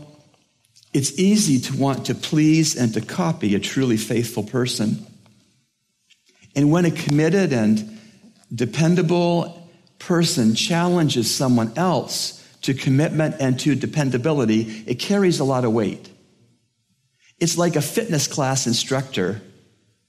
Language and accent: English; Toronto, Ontario, Canada; I'm from Toronto, Canada